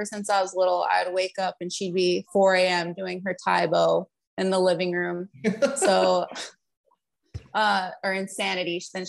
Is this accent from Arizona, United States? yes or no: no; Los Lunas, New Mexico, United States; Actually, I'm from Albuquerque, New Mexico.